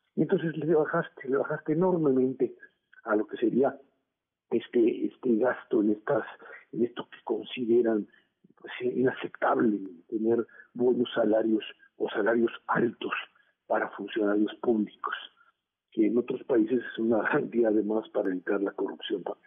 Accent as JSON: {"language": "Spanish", "country": "Mexico"}